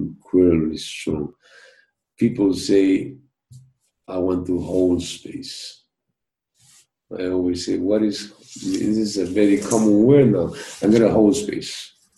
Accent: Peru; i come from Peru.

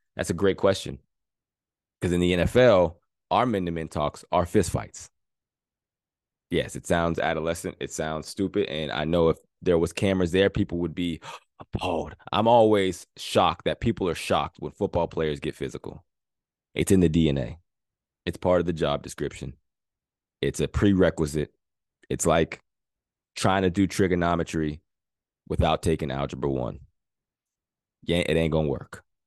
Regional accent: Pennsylvania, United States; I'm from Pennsylvania, Pittsburgh Steelers.

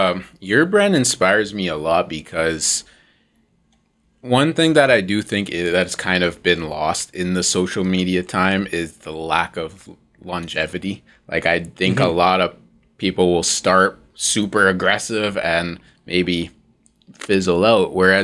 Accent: Mississauga, Ontario, Canada; I'm from Mississauga too.

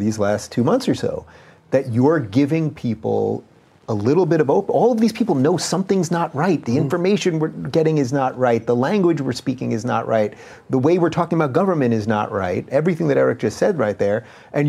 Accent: New York, United States; I grew up on Long Island.

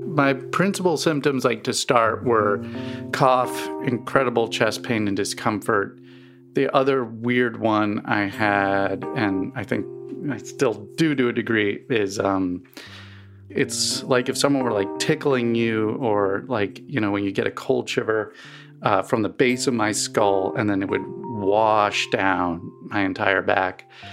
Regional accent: East Coast, United States; now in Missouri, United States; I grew up on the East Coast um and never really had allergies until I moved to Missouri.

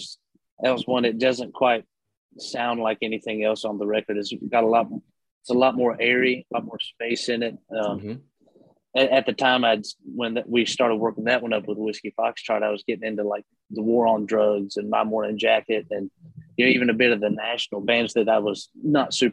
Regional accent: North Carolina, United States; growing up in North Carolina

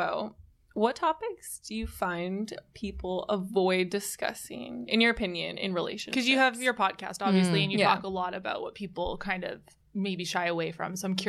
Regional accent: Vancouver, British Columbia, Canada

